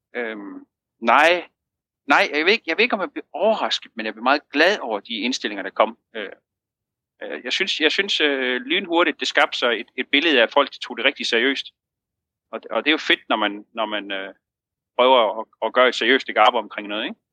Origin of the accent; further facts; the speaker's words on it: Jutland, Denmark; nu er vi to jyder